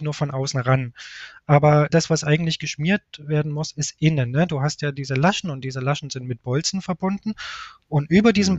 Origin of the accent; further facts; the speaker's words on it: Leipzig, Saxony, Germany; now in Munich, Germany; Ich sitze gerade in meiner Heimatstadt Leipzig. Normalerweise bin ich aber in München